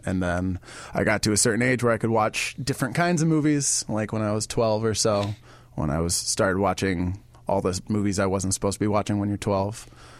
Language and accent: English; Burlington, Vermont, United States; I am from Vermont. I'm from Burlington, Vermont.